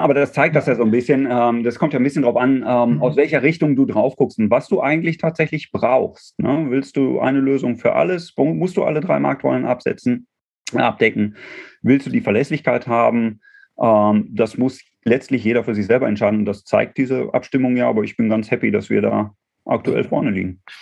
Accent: Dortmund, North Rhine-Westphalia, Germany; gebürtiger Dortmunder

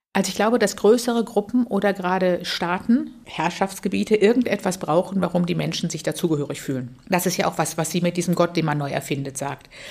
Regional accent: Tübingen, Baden-Württemberg, Germany; also born or lived in Freiburg; ich bin in Tübingen aufgewachsen mit dem Gefühl, katholisch ist weltoffen und frei

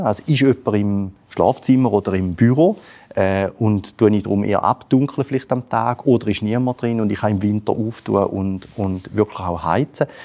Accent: Switzerland; Als Schweizer

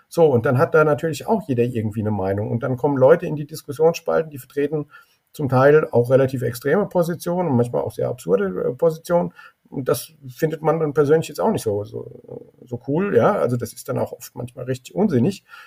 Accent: Germany; Ich bin sehr gerne in Deutschland groß geworden

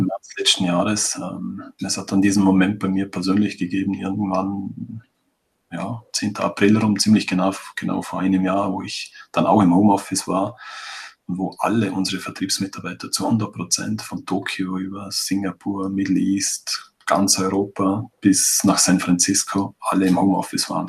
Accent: Vorarlberg, Austria; bei uns in Vorarlberg

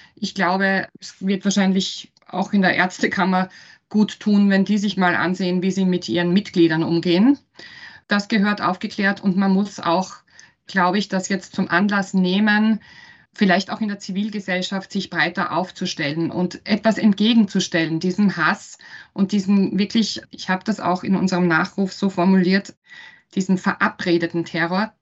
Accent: Styria, Austria; now in Vienna, Austria; Ich bin ursprünglich Steirerin und lebe in Wien

